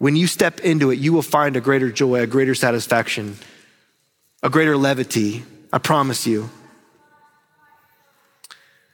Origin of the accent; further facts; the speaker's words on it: North Carolina, United States; I'm from the South and from North Carolina